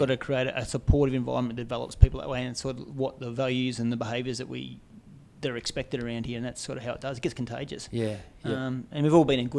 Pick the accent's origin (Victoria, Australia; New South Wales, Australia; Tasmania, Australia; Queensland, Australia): Victoria, Australia; I grew up and born in Victoria